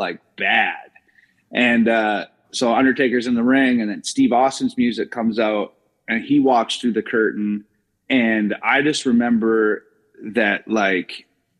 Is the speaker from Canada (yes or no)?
yes; British Columbia, Canada; born or raised there; moved away; also born or lived in Edmonton, Alberta